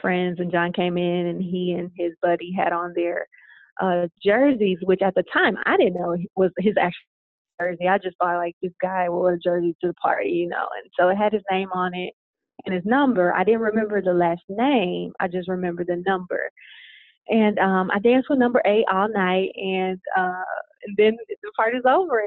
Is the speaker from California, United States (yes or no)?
no; Louisiana, United States; now in Arizona, United States; I'm from the South. I'm from Louisiana.